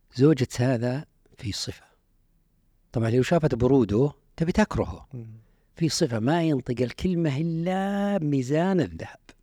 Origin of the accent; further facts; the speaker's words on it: Unaizah, Al-Qassim, Saudi Arabia; moved away as an adult; also born or lived in Riyadh; من عنيزة